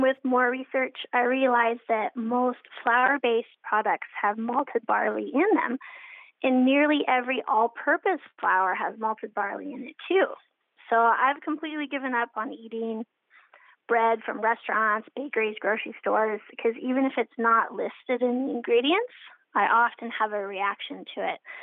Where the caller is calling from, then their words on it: Seattle, Washington, United States; I'm calling from the Seattle area